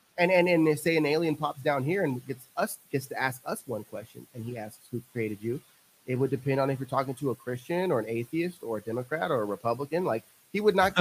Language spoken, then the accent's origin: English; central coast of California, United States; now in Texas, United States; I grew up central coast of California